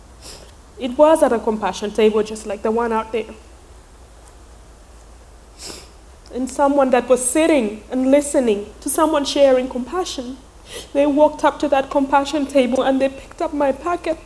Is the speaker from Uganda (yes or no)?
yes; Uganda; born or raised there; English is a second language; moved away